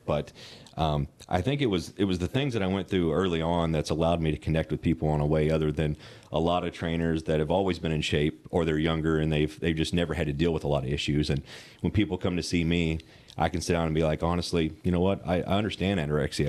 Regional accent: Western Kentucky, United States; I grew up in Western Kentucky

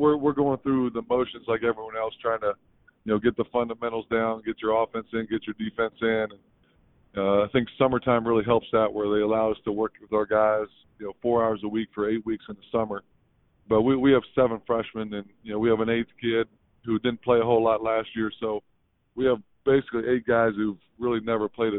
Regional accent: northeast Ohio, United States; small town, northeast Ohio guy

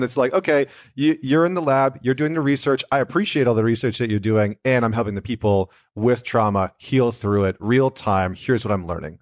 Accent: Canada; I'm not American, I'm Canadian

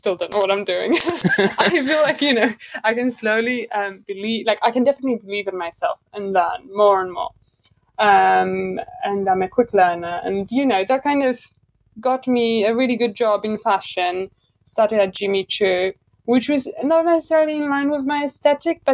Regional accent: Warsaw, Masovian Voivodeship, Poland; moved away as an adult; now in London, United Kingdom; I'm originally from Poland. I'm from Warsaw.

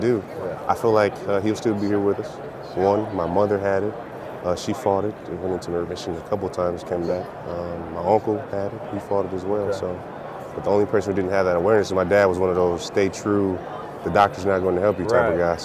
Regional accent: Detroit, Michigan, United States; Born and raised in Detroit

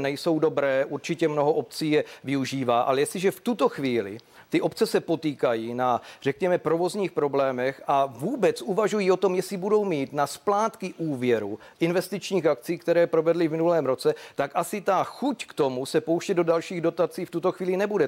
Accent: South Moravian Region, Czechia; Já jsem taky eh, z Jižní Moravy člověk

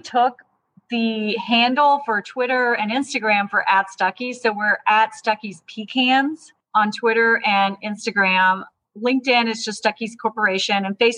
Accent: Georgia, United States; I'm from Georgia. My family's been in Georgia since the 1820s

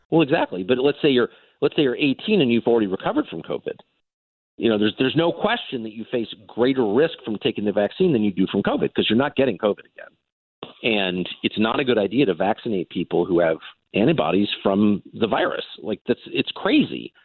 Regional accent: United States; born or raised there

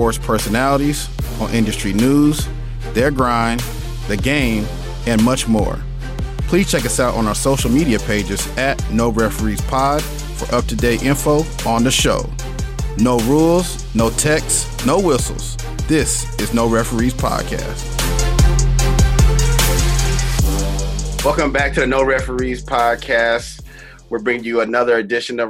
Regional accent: Texas, United States; I'm from Texas

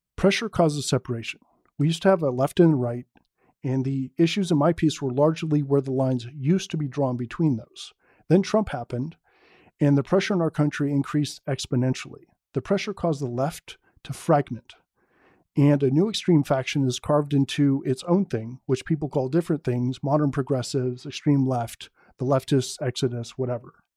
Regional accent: San Francisco Bay Area, California, United States; Born and raised in the San Francisco Bay Area, liberal down the line

